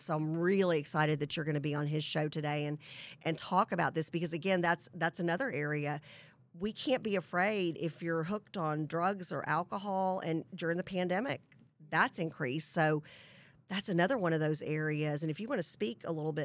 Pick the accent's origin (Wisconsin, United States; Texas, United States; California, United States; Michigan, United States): Texas, United States; as a Texan